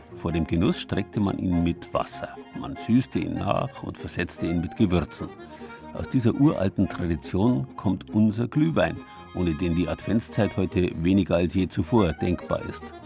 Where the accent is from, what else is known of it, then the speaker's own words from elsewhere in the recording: Bavaria, Germany; bei uns in Bayern